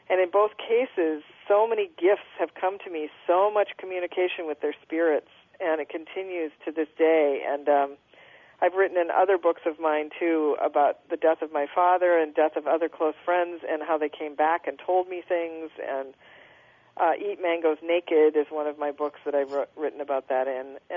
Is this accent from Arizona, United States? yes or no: no; Minneapolis, Minnesota, United States; I'm from Minnesota originally, I'm from Minneapolis.